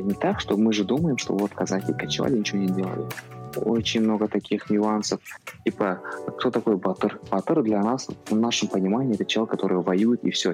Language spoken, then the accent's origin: Russian; Kazakhstan; у нас, допустим, найманы